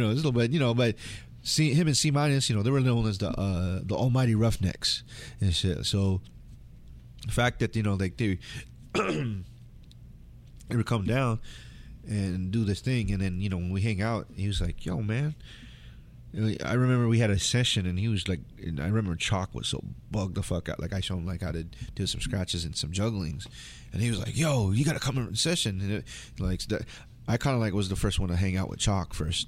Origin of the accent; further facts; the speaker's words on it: United States; I identify being Filipino 'cause, Filipino 'cause my parents are Filipino, even though I grew up in United States